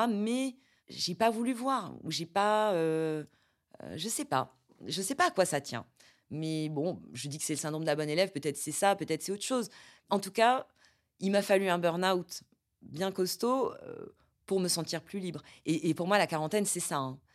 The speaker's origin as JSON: {"language": "French", "region": "Corsica", "country": "France", "tie": "born or raised there", "moved": "yes", "lives_now": "Paris, France", "said": "moi, je suis moitié italienne, euh, j'ai grandi en Corse"}